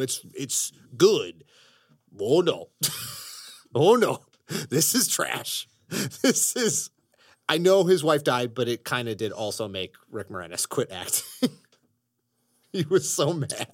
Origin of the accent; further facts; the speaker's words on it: Chicago, Illinois, United States; growing up in Chicago